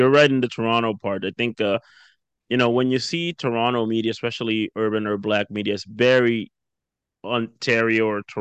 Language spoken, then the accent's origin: English; Jamaica; now in Canada; okay, you're from West Africa and I'm from Jamaica, we have nothing in common